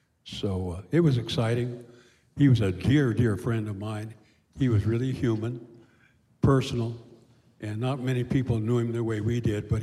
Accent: California, United States; I grew up in California.

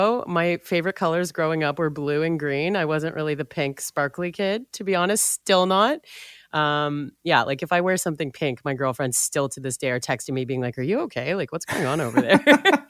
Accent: Richmond Hill, Ontario, Canada; So I grew up in Richmond Hill suburb, just north of Toronto.

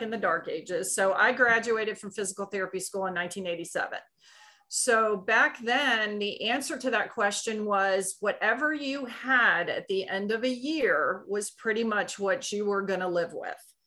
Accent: Maryland, United States; moved away as an adult; now in Kitty Hawk, North Carolina, United States; I grew up in Maryland

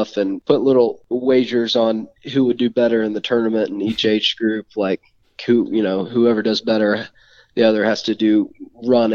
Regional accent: Calhoun, Georgia, United States; growing up in Calhoun, there's so many Georgia fans

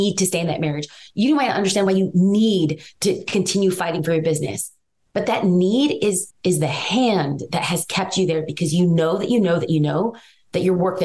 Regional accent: Los Angeles, California, United States; I am from East

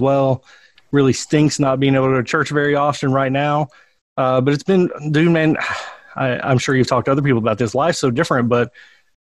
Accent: Harlan County, Kentucky, United States; moved away as an adult; now in Berea, United States; I grew up in Harlan County

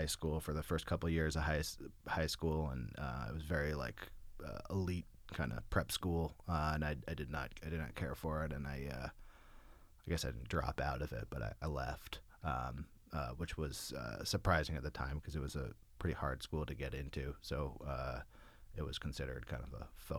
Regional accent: Berkeley, California, United States; I grew up in Berkeley, California. I moved there when I was about 5 years old.

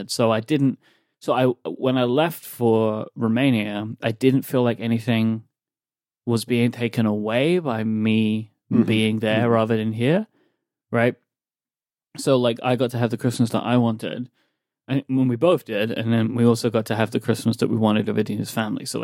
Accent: United States; I'm an I'm an American, y'all.

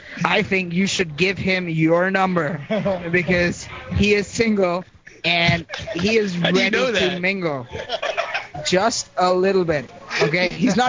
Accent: Ohio, United States; also born or lived in Bangladesh; I do not resemble Ohio because I'm from fucking Bangladesh. Okay. I look like a fucking Bangladeshi, but yet I am from Ohio.

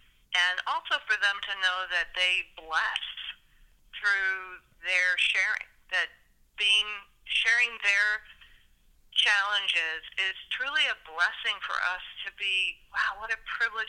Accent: Indiana, United States; also born or lived in Pacific Northwest / Texas / New Jersey / Illinois; So I was born in the Pacific Northwest. I lived in Texas for a period of time. Then I lived in Northeast New Jersey, and then moved to Illinois in the late 60s and spent formative educational years in Indiana

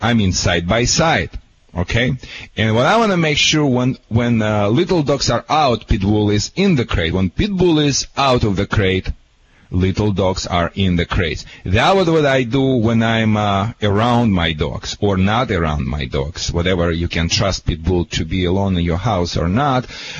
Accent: Michigan, United States; now in Newport Beach, United States; I'm from Michigan originally. Where Barack Obama, you know, homeland. You know, I'm right now living in Newport Beach, California.

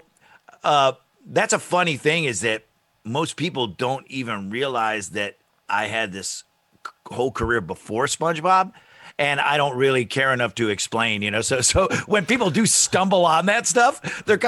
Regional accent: East Syracuse, New York, United States; he and I, we grew up in East Syracuse, New York

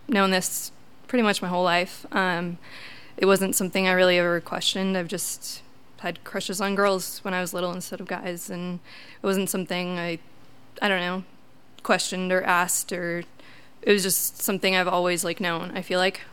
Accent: Wisconsin, United States; moved away as an adult; I'm from Wisconsin, uh, typical Midwest family

